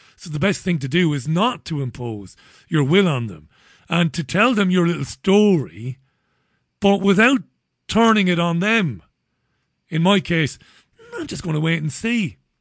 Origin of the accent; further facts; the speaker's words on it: Ireland; an Irishman like me